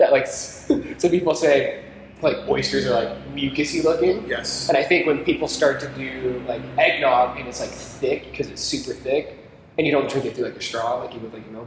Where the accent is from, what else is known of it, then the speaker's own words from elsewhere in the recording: the South, United States; the South is different. I like okra too, man. Okra's great. That's like the one Southern thing I don't enjoy.